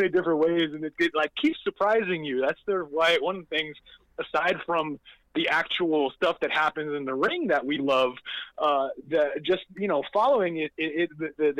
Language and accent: English; New York City, New York, United States; moved away; I was back home. I'm from New York. I was living in the city